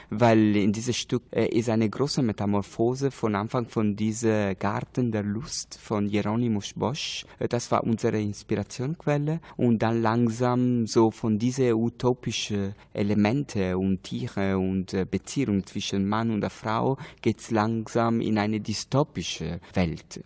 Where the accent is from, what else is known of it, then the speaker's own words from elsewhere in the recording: Italy; German is a second language; moved away; ich bin Italiener